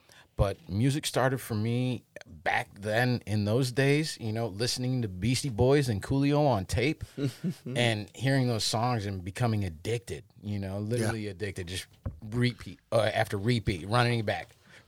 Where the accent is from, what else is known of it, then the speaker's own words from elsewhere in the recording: Cleveland, Ohio, United States; also born or lived in New Jersey; So, long way from home, but this is home. You know, I was born in there, raised here.